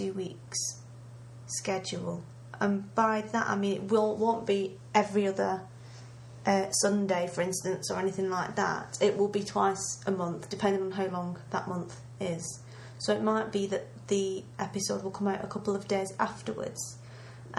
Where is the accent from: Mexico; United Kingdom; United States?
United Kingdom; England; I'm British